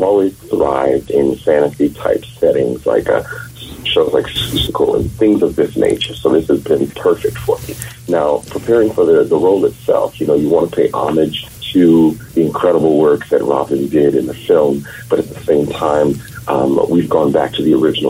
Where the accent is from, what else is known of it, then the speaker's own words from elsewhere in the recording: Texas, United States; Growing up in Texas, everything is flat